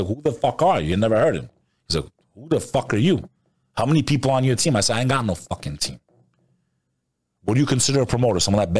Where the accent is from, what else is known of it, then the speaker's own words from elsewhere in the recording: New York, United States; We're New Yorker.